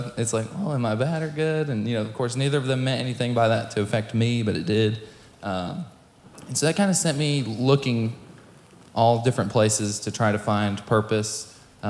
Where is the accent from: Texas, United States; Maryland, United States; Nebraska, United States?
Texas, United States; Ovilla; also born or lived in Boston, Massachusetts / Knoxville, Tennessee / Midlothian, Texas / Waxahachie, Texas; growing up in this area, I went to Midlothian all through school from 2nd grade to graduation. I lived in Waxahachie for a while, and then I lived in Ovilla for a long time.